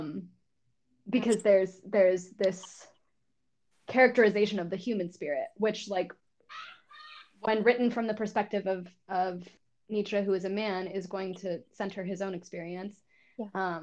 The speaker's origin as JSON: {"language": "English", "region": "New Mexico", "country": "United States", "also_born_or_lived": "New York", "moved": "as an adult", "said": "I'm from New Mexico, but I moved back to New Mexico 2 years"}